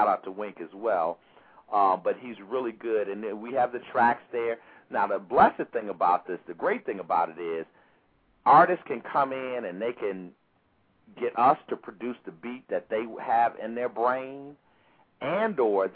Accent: Chicago, Illinois, United States; moved away as an adult; I'm a kid from Chicago, came out here, you know, to Howard University

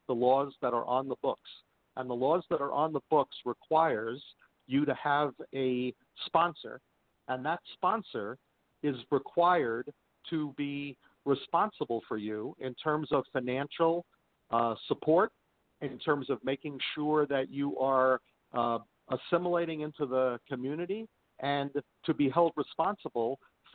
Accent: New York City, New York, United States; moved away as an adult; also born or lived in Nassau County, New York / Suffolk County, New York; now in Las Vegas, United States; I was born in Canarsie, East 84th, between Farragut and Foster, near the big Baton Pickle Factory in 1956

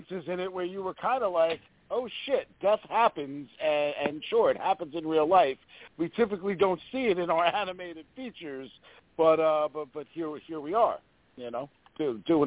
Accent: United States

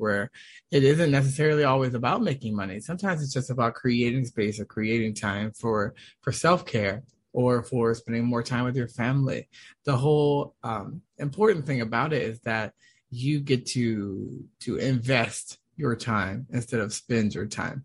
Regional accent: Washington, United States; moved away as an adult; also born or lived in Boston, Massachusetts / Malibu, California; now in California, United States; I'm originally from Washington, D.C., Maryland area

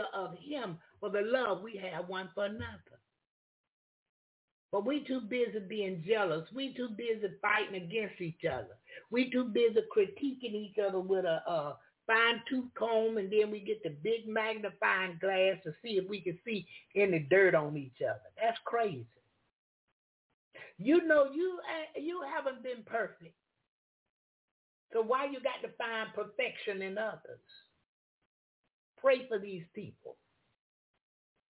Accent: Jacksonville, Florida, United States; I'm from Jacksonville, Florida

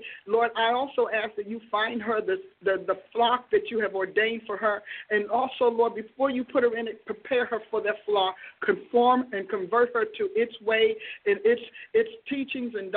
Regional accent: New Jersey, United States; out of New Jersey, my home state

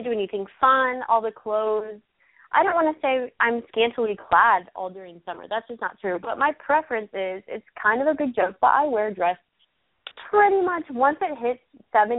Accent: Texas, United States; I grew up in Texas

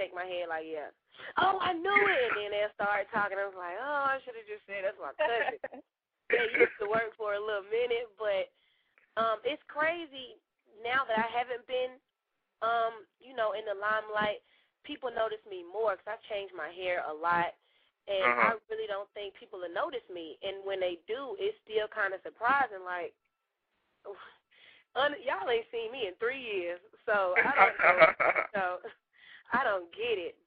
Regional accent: Atlanta, Georgia, United States; I'm straight from Atlanta

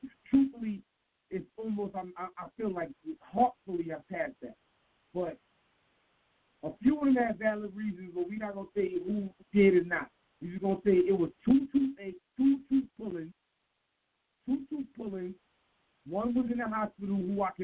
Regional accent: New York, United States; I'm from New York. I'm a New York nigga

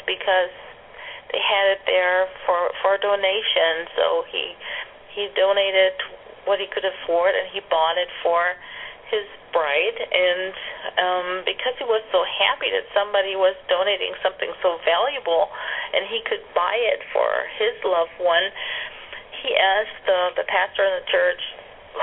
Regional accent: Germany; moved away; I grew up in Germany

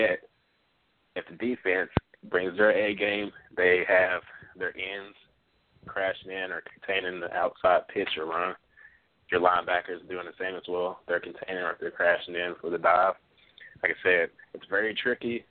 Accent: Kentucky, United States; I'm from Kentucky school

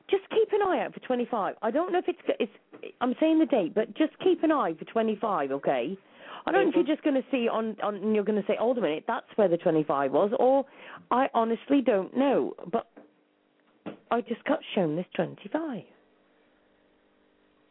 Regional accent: United Kingdom; I'm from the UK

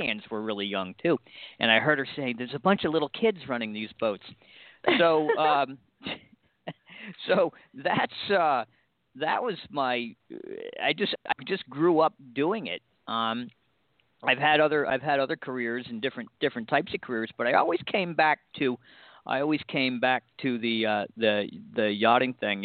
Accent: Cape Cod, Massachusetts, United States; growing up here on Cape Cod, we're directly on the water

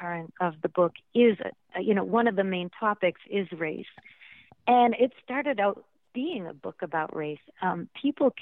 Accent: Massachusetts, United States; moved away; I'm from this Italian American town in Massachusetts. There wasn't much diversity when I was growing up

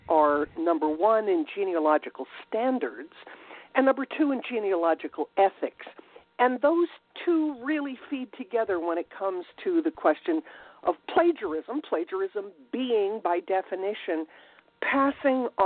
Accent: New Jersey, United States; moved away; raised in the Northeast in New Jersey and have lived around the United States and even in Europe.

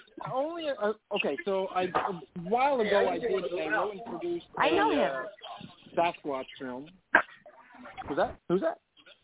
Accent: New Jersey, United States; moved away as an adult; also born or lived in California; now in Van Nuys, United States; I grew up in New Jersey and moved out to California.

